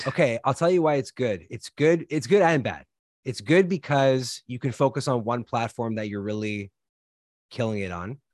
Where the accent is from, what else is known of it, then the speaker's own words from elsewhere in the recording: Canada; moved away; I'm originally from Canada